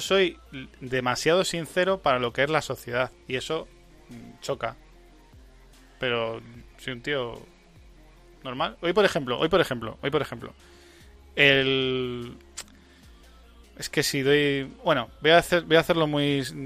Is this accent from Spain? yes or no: yes; Spain; En mi país